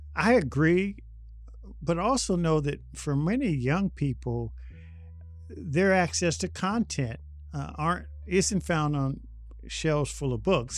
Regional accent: Indianapolis, Indiana, United States; I grew up in Indianapolis in the sixties and seventies

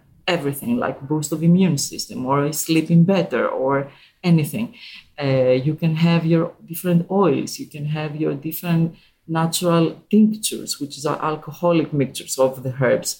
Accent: Greece; I was born and raised in Greece, and I grew up there.

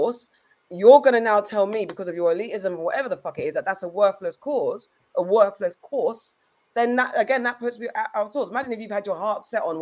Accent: London, United Kingdom; we're from London, we're blessed to live in London

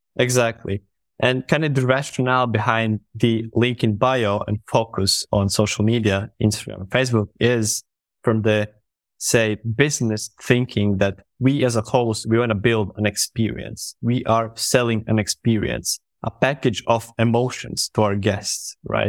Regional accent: Latvia; I am from Latvia

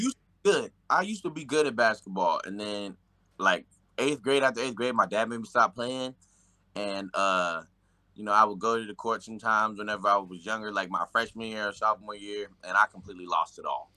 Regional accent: Nashville, Tennessee, United States; moved away; I'm from Nashville, I'm from the Nashville area

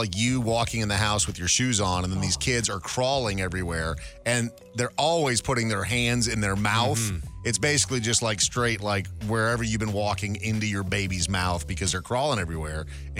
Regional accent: Minnesota, United States; I grew up in Minnesota

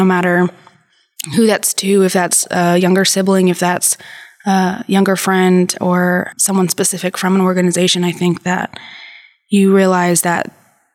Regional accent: San Angelo, Texas, United States; moved away as an adult; also born or lived in Dallas, Texas; So I'm from San Angelo.

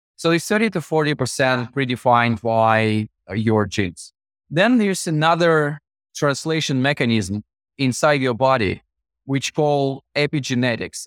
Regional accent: Russian Far East, Russia; moved away as an adult; also born or lived in Moscow, Russia; my hometown, fifteen thousand people, was closer to Japan across the Japanese Sea, Far East of Russia

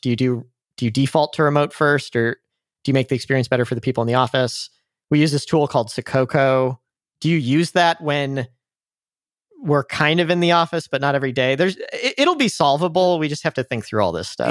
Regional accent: St. Louis, Missouri, United States; also born or lived in San Francisco; I'm from Saint Louis in the Midwest

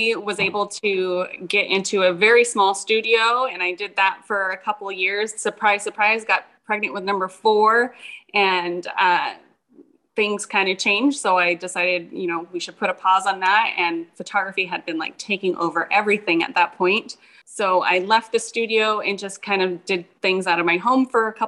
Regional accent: Fresno, California, United States; I'm from Central California, so around the Fresno area

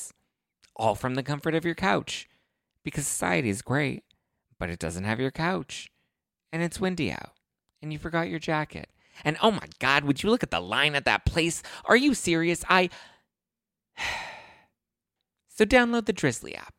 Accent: Los Angeles, California, United States; I was born and raised in L.A., and I haven't left

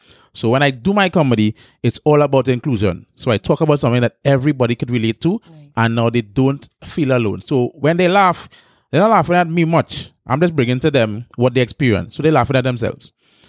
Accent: Pointe-à-Pierre, Trinidad & Tobago; I started in San Fernando. I'm from San Fernando. I'm from South, right? Born in Pointe Pe. Grew up in Pointe Pe most of my life.

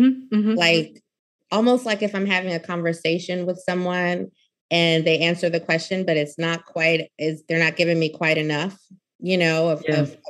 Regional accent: Louisiana, United States; I'm from Louisiana

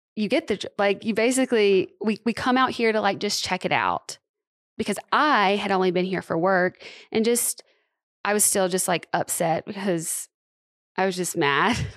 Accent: Tuscaloosa, Alabama, United States; moved away as an adult; also born or lived in Los Angeles, California; now in Nashville, United States; I'm from Tuscaloosa and went to school in Tuscaloosa

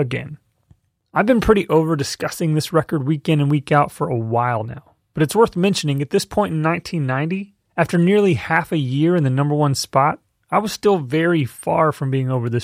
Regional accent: Texas, United States; Growing up in Texas in a family that loved the genre and the culture around it

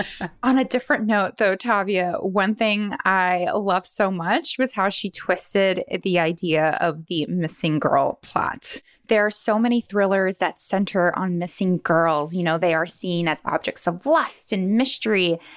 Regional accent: Honolulu, Hawaii, United States; now in San Francisco, United States; I am originally from Honolulu, but now I live in San Francisco.

